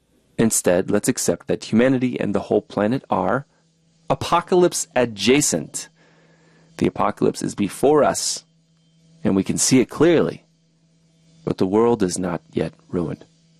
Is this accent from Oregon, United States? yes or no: yes; Oregon, United States; This summer, my hometown in southern Oregon was crushed under a heat dome, sweltering in triple-digit temperatures.